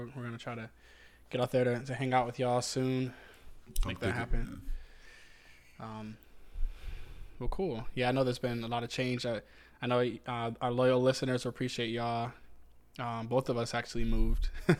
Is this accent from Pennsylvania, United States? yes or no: no; Southern Virginia, United States; moved away as an adult; now in Northern Virginia, United States; I'm from Southern Virginia. So like knowing all of your neighbors and knowing them by name and, you know, just being a little more personable is kind of where I come from.